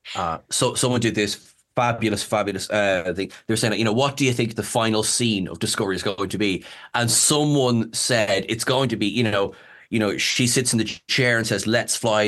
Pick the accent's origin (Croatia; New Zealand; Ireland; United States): Ireland; I'm Irish